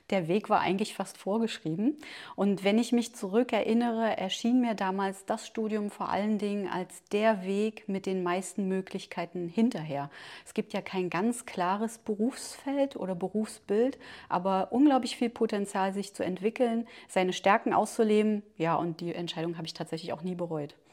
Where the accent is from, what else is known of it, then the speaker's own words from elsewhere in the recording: Schönebeck, Saxony-Anhalt, Germany; also born or lived in Staßfurt; now in Magdeburg, Germany; ich bin ein Kind der Region, ich bin in Stasswort geboren, in Schönebeck zur Schule